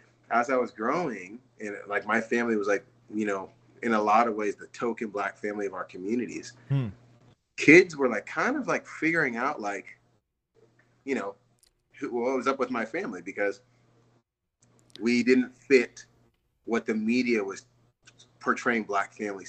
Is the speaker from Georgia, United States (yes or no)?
no; San Diego, California, United States; now in Tennessee, United States; my mom's British, my dad's Nigerian, and I grew up in the United States, in San Diego.